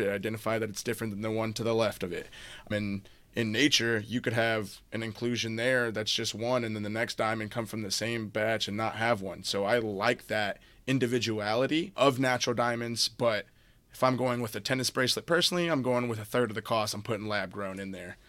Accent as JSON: {"language": "English", "town": "South Bend", "region": "Indiana", "country": "United States", "moved": "yes", "lives_now": "South Florida, United States", "said": "I'm originally from South Bend, Indiana"}